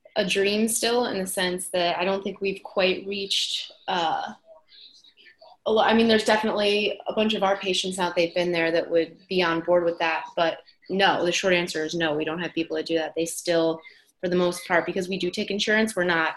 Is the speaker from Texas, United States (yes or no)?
no; New Jersey, United States; now in Boston, United States; I am originally from New Jersey